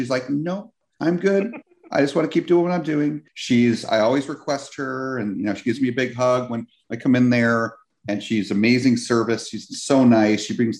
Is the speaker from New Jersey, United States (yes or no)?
yes; New Jersey, United States; moved away as an adult; also born or lived in California; now in Florida, United States; I've lived here in Florida for 3 years. I've spent a lot of time at Disney. I grew up going to Disney World. Because I grew up in New Jersey, I was the East Coast